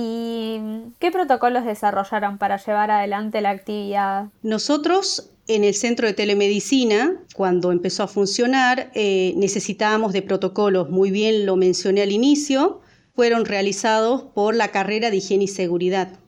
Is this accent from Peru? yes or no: no; Salvador Mazza, Salta, Argentina; born there; moved away as an adult; now in Buenos Aires, Argentina; El lugar donde yo nací se llama Salvador Massa. Tenemos la localidad más grande a Salvador Maza, es Tartagal. El año 2006 me vine a Buenos Aires eh, teniendo 18 años, en búsqueda de eh, formación, ¿no?